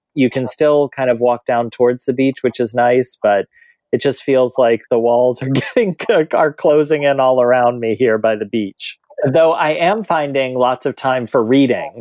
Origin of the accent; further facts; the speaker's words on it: middle America, Midwest, United States; growing up in middle America